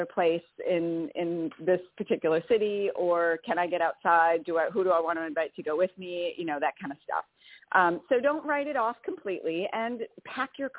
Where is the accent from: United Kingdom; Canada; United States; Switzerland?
United States; Wisconsin; accent: Wisconsin; moved away; I'm from Wisconsin